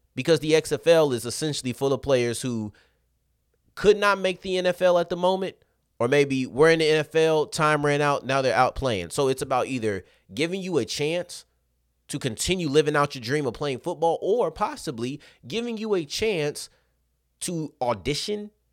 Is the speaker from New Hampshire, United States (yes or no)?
no; Arlington, Texas, United States; I'm from Arlington